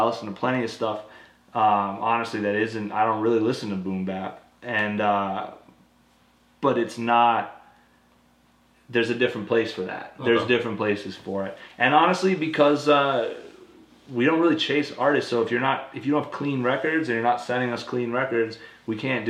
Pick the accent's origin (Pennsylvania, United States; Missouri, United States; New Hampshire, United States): New Hampshire, United States; I'm from New Hampshire